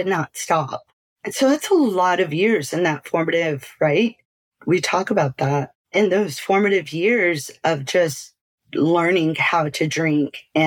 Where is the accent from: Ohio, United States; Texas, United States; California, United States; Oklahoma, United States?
Texas, United States; South; moved away as an adult; also born or lived in Austin / Salt Lake City, Utah / Lubbock / Arizona; So I grew up in Texas